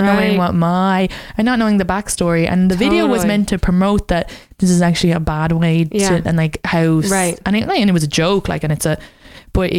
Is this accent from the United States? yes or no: no; Ireland; moved away; I'm from Ireland.